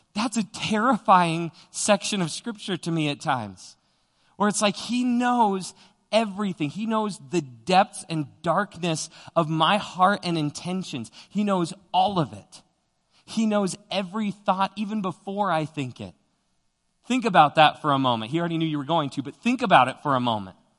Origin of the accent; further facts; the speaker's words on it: Widefield, Colorado, United States; growing up in Widefield, Colorado, which is down, uh, south of Colorado Springs